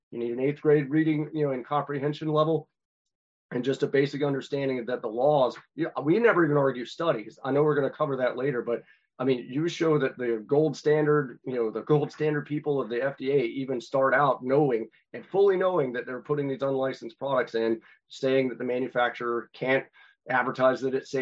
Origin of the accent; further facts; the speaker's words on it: North Carolina, United States; my home state of North Carolina